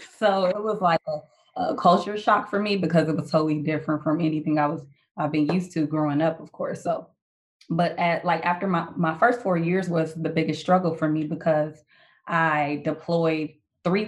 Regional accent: Chicago, Illinois, United States; moved away as an adult; I'm originally from Chicago. So I joined out of Chicago at the age of 19.

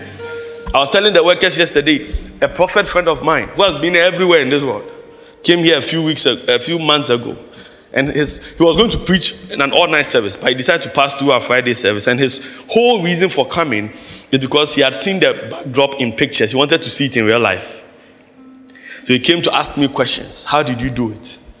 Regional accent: Accra, Greater Accra, Ghana; growing up in Mamprobi

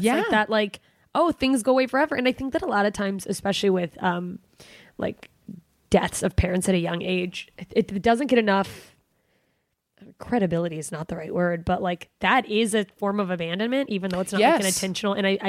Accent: Alaska, United States; moved away; I'm from Alaska.

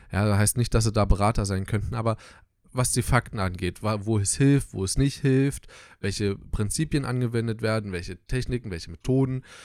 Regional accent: Southern Brandenburg, Germany; wir kommen aus Südbrandenburg

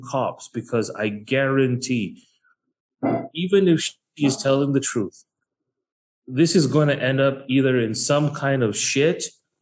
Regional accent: Malaysia; I'm a Malaysian

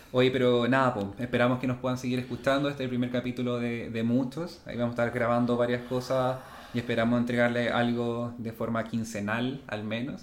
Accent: Chile; todos los chilenos seamos considerados como igual

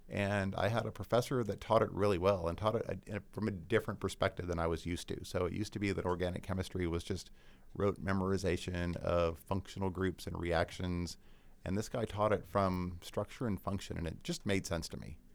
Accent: Georgia, United States; It was a good move for me because I grew up in Georgia.

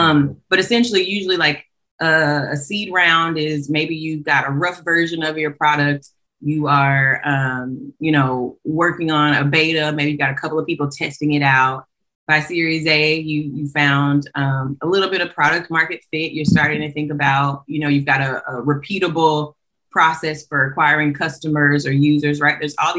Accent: Montgomery, Alabama, United States; Clark was everything. I'm from Alabama.

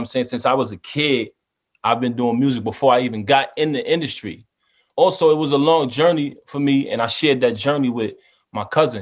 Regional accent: New York City, New York, United States; I grew up in Brooklyn my whole life.

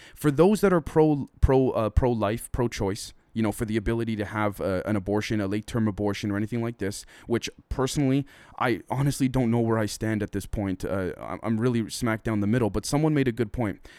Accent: Toronto, Ontario, Canada; I'm from Toronto, I'm from Canada

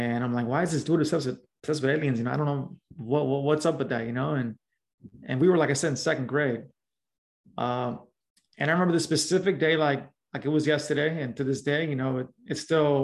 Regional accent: Los Angeles, California, United States; also born or lived in South LA / Southeast LA; I grew up in Los Angeles, specifically in a little small barrio. Known as Pacoima.

